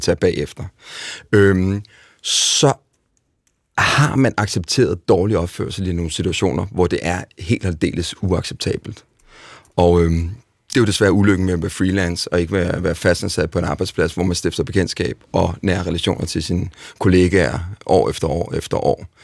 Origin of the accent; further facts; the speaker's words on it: Denmark; Her hjemme i Danmark